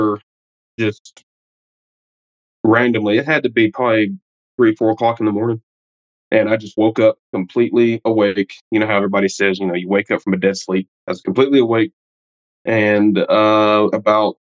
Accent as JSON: {"language": "English", "region": "Alabama", "country": "United States", "said": "I'm from Alabama in the United States"}